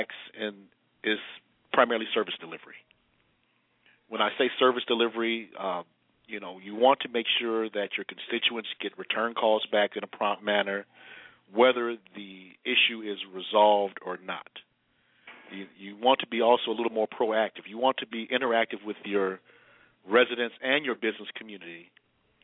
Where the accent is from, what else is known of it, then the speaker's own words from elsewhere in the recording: Chicago, Illinois, United States; I've been born and raised in the Sixth Ward, still live in the exact same community where I was born